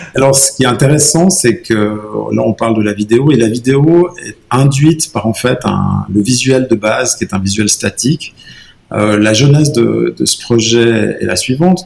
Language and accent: French; Valais, Switzerland; en tant que Valaisan